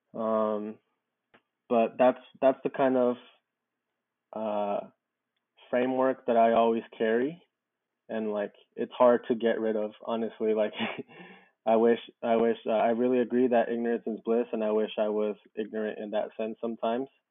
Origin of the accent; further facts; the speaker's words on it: Southern California, United States; also born or lived in Mexico; I was raised out here in Southern California